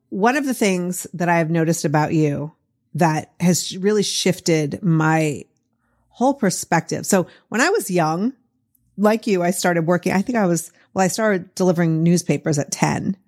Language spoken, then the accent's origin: English; Boston, Massachusetts, United States; accent: Boston; my Boston accent